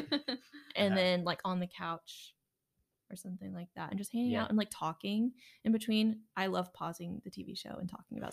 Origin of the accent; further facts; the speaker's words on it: McKinney, Texas, United States; I'm originally from McKinney, Texas, which is about 45 minutes north of Dallas.